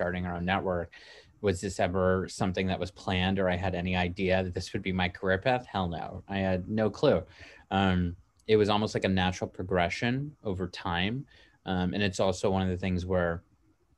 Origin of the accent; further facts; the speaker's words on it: Toronto, Ontario, Canada; now in Los Angeles, United States; we're very obviously live in Los Angeles, and I'm from Toronto, originally from Canada